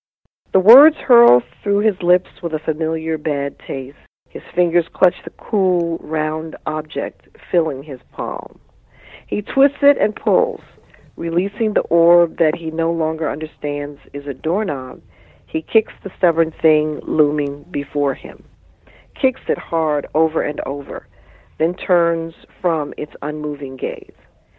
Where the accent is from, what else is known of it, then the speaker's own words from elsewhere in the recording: United States; So I said, well, you know, I'm a writer, and I grew up here in Washington, and the wonderful thing about being a writer is it's taken me all over the world.